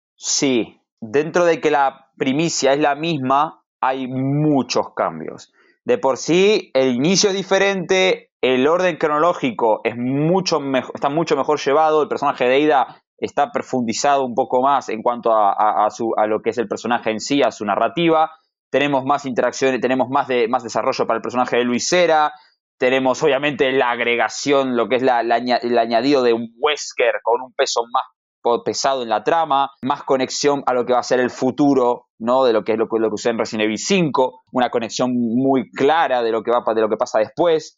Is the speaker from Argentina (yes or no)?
yes; Argentina; como buen argentino